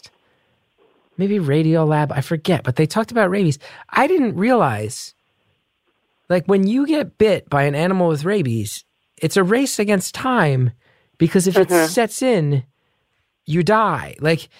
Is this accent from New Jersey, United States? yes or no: yes; New Jersey, United States; I grew up in New Jersey